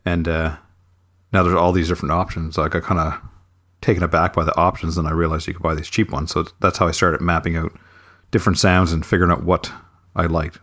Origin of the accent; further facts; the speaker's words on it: near Halifax, Nova Scotia, Canada; moved away as an adult; now in near Halifax, Canada; in my hometown